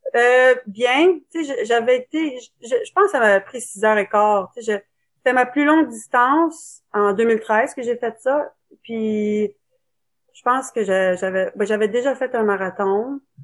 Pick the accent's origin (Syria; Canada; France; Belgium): Canada; Ottawa, Ontario; je suis née à Ottawa